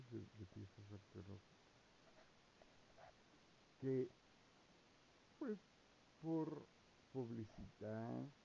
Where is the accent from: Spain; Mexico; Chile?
Mexico; O sea, yo digo, soy mexicano, me gusta la arqueología